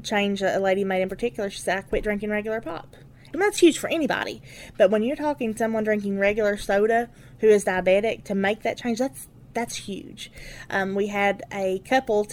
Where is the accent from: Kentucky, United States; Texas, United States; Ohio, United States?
Kentucky, United States; Letcher County; I'm from Letcher County. This is my home. I've lived here my entire life